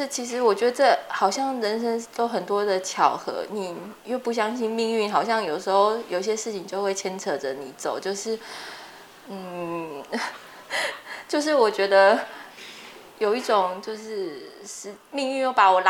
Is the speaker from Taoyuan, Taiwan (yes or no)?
no; Chiayi, Taiwan; 我还是觉得我是以那个我是嘉义人为荣，我还是很想要把那个台语的部分学好。